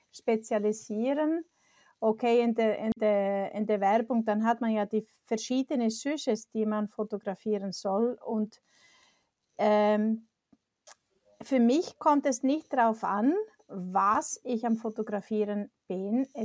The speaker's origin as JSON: {"language": "German", "country": "Iceland", "also_born_or_lived": "Switzerland", "second_language": "German", "moved": "yes", "said": "Ich komme aus Island"}